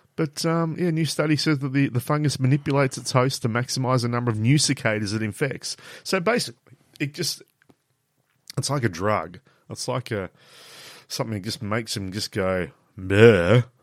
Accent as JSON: {"language": "English", "town": "Ravenswood", "country": "Australia", "tie": "born or raised there", "said": "I grew up in Ravenswood"}